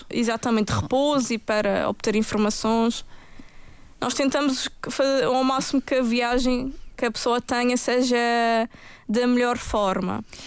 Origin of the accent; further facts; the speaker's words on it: Madeira, Portugal; Eu própria, como madeirense